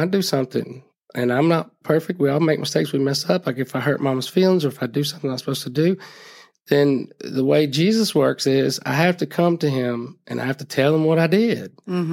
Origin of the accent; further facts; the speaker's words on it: Phenix City, Alabama, United States; now in Gardendale, United States; I grew up in Phoenix City.